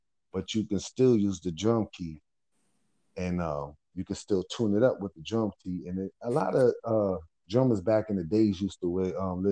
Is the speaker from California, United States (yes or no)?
no; New York City, New York, United States; I'm from the home of hip hop. I was raised up in River.